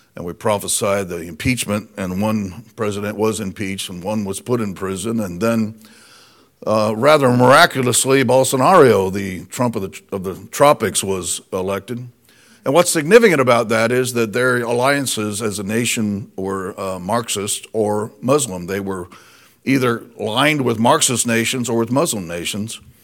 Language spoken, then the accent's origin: English; Indiana, United States; moved away; we're originally from Indiana